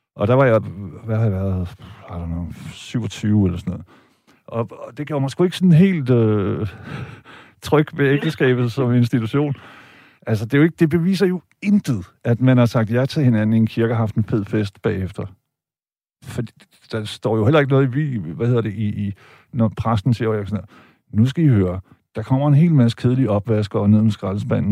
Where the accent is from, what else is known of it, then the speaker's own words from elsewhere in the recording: Vejle, Southern Denmark, Denmark; mig og min bror, da vi voksede op i Vejle i 70'erne